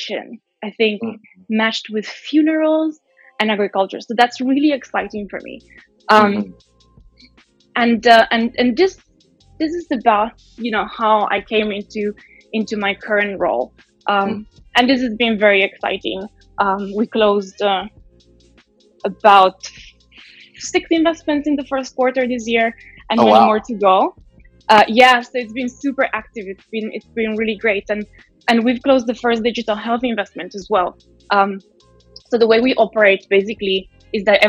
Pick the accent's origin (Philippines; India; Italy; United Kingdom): Italy; moved away; I was born in Italy